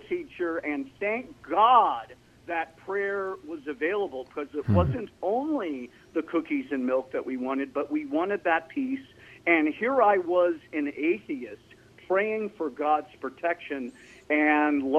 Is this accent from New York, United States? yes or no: yes; New York City, New York, United States; I was raised in New York City and the surrounding area